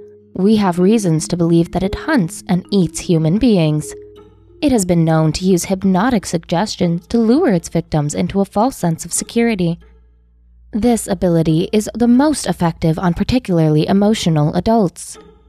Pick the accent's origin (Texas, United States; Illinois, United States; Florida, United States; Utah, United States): Utah, United States; I grew up in Utah, and therefore, during most of my childhood, I was a devout member of the Mormon Church.